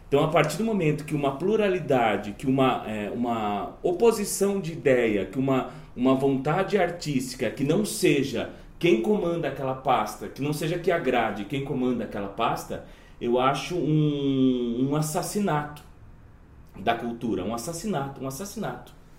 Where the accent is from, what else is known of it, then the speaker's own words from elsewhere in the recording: Jundiaí, São Paulo, Brazil; numa instituição, uma comunidade de Jundiaí, que é, a, que é a cidade de onde eu vim